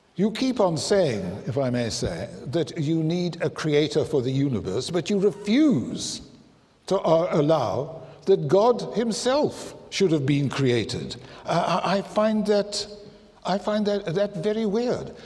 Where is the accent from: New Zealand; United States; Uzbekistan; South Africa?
South Africa; I'm South African